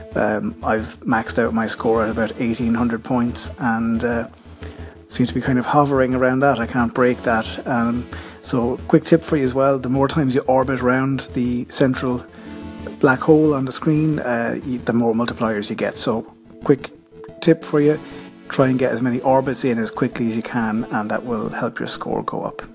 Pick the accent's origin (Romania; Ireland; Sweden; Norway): Ireland; accent: Irish; my Irish accent